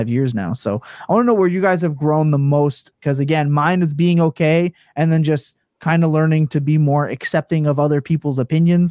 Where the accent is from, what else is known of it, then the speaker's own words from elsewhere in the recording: East Coast, Canada; accent: East Coast; It's my East Coast.